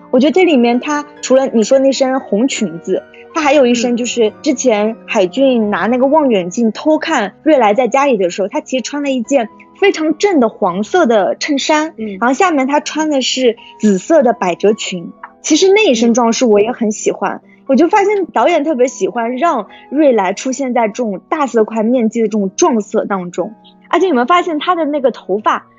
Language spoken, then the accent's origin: Chinese; China; 因为我是中国人